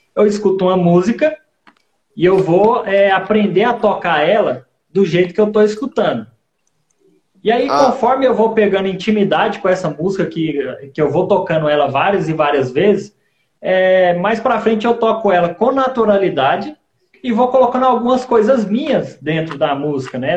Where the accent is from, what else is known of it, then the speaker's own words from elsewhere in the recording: Goiânia, Goiás, Brazil; moved away as an adult; also born or lived in Rio de Janeiro; now in Guarulhos, Brazil; Eu, eu nasci no Rio de Janeiro, com cinco anos eu fui para Goiânia e ah. agora eu tô aqui em Guarulhos.